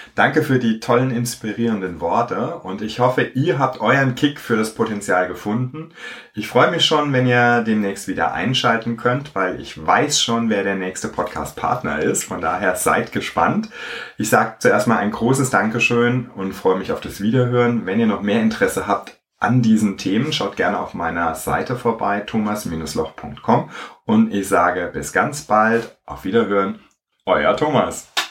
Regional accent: Hamburg, Germany; Heute aus Hamburg und ich freue mich sehr, dass ich in meiner Heimat einen Leader gefunden habe

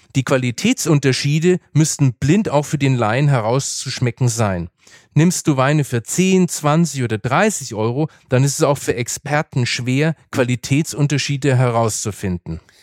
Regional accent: Franconia, Bavaria, Germany; Ich bin zwar im Bierfranken aufgewachsen

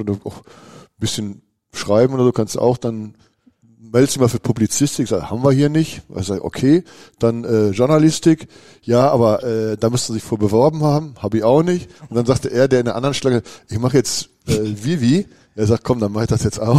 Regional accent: Bochum, North Rhine-Westphalia, Germany; moved away as an adult; now in Münster, Germany; ich komme ja aus Wattenscheid und Wattenscheid ist ja nun mal auch der Olympiastützpunkt

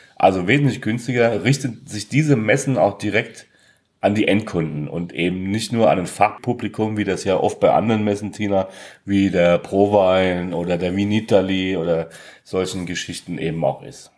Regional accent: Villingen-Schwenningen, Baden-Württemberg, Germany

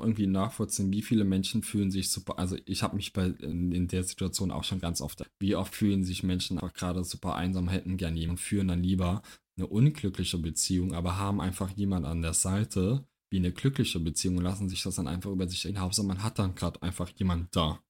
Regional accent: Trier, Rhineland-Palatinate, Germany; moved away; in Trier noch, in meiner Heimat

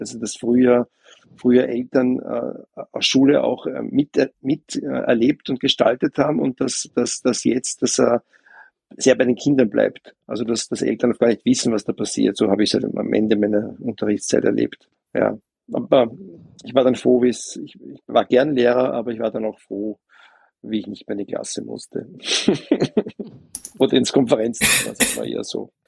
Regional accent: Vienna, Austria; ich als Wiener

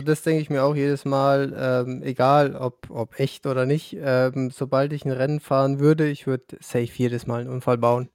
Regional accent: Lower Franconia, Bavaria, Germany; weil ich aus Unterfranken komme.

